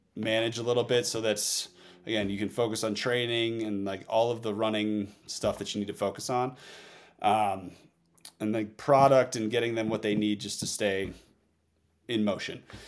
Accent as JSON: {"language": "English", "region": "Northeast", "country": "United States", "also_born_or_lived": "Oregon", "moved": "yes", "said": "I came from the Northeast where the winter sports were everything"}